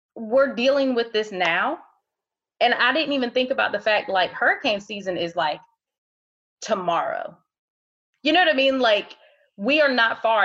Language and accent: English; Ohio, United States; now in Wilmington area, North Carolina, United States; I'm originally from Ohio